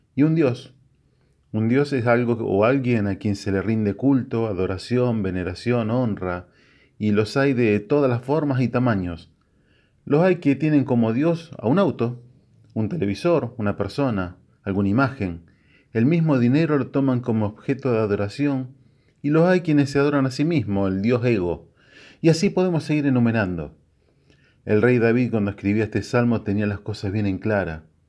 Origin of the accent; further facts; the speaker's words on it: Argentina; como todo argentino